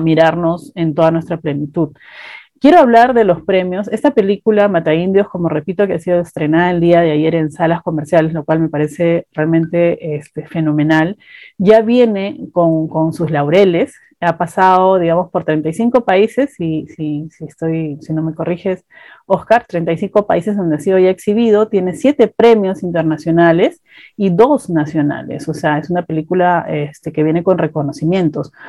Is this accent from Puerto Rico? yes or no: no; Peru; como peruanos